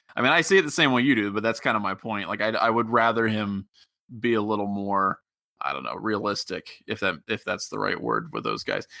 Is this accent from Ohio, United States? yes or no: yes; Cincinnati, Ohio, United States; I'm from the Cincinnati area